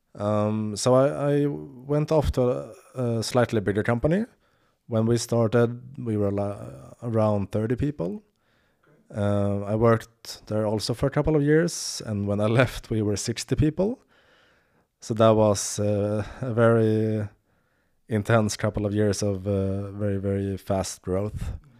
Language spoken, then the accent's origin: English; Sweden; I'm from Sweden, but my, my, uh, father is from, uh, the Ned-, Netherlands